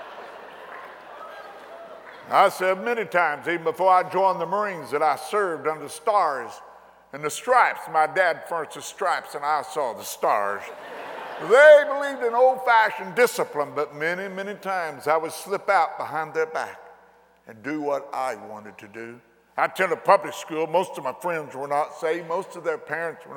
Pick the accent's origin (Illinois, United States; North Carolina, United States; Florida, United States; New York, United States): Illinois, United States; McLeansboro; Walking down the street in my hometown, McLeansboro, Illinois